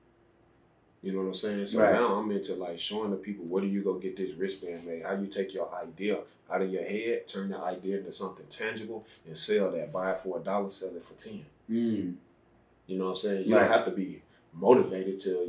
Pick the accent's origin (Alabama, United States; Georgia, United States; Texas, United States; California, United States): Alabama, United States; Alexander City; I'm from Alexander City, Alabama. That's where I was born.